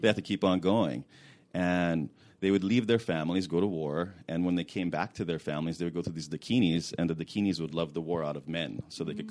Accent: Hawaii, United States; now in California, United States; I grew up in Hawaii

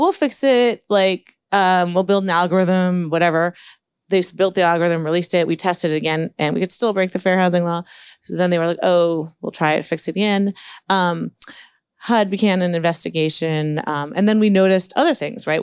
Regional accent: Palo Alto, California, United States; I grew up in Palo Alto and started programming in fifth grade.

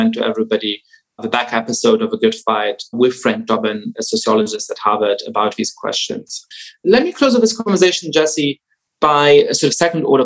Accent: Germany; I grew up Jewish in Germany

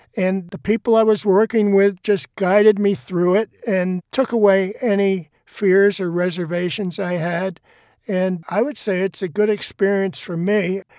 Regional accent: Boston, Massachusetts, United States; I'm from Boston

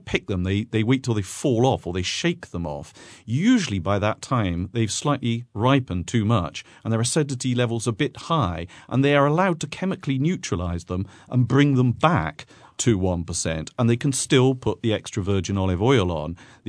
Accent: Lucca, Tuscany, Italy; For instance, I'm from Lucca, and the Lucchese are very, very proud of their olive oil.

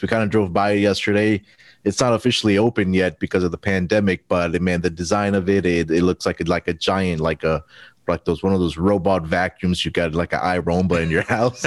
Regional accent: Houston, Texas, United States; my hometown team, the Houston Rockets

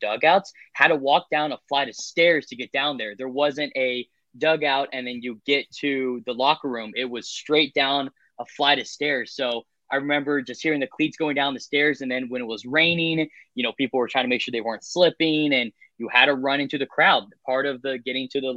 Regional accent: Colorado Springs, Colorado, United States; growing up in Colorado

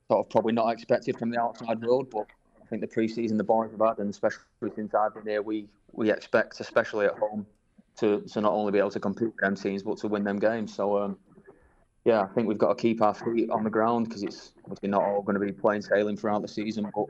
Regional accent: Manchester, North West England, United Kingdom; Yeah, it was it was obviously good.

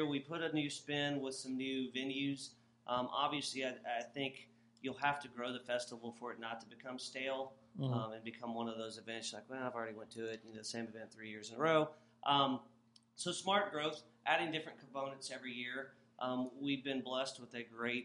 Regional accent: Lockhart, Texas, United States; I am from Lockhart, so it's always nice to have a taste of home

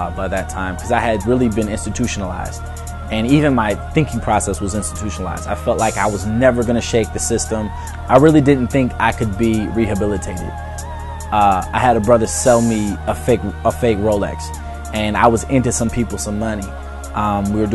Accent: Detroit, Michigan, United States; also born or lived in Madison Heights, Michigan; I'm from Detroit, Michigan. You know, I really grew up in a broken home. Was in Madison Heights until I was about 11 years old.

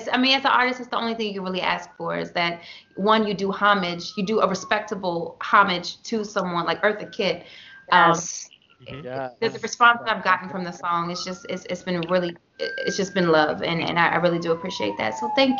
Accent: Baltimore, Maryland, United States; born or raised there; moved away as an adult; also born or lived in New York

